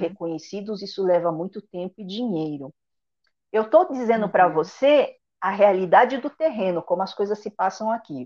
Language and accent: Portuguese; São Paulo, Brazil; moved away as an adult; also born or lived in France; now in Quebec, Canada; eu nasci em São Paulo, vivi toda a minha vida até os 35 em São Paulo